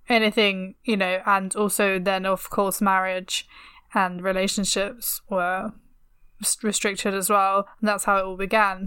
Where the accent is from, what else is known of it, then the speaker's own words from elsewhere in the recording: London, United Kingdom; growing up in North London